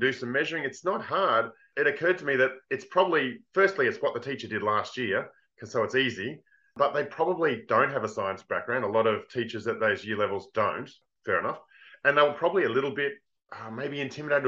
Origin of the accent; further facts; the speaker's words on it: Australia; I'm from Australia. You've probably noticed I talk a little bit funny.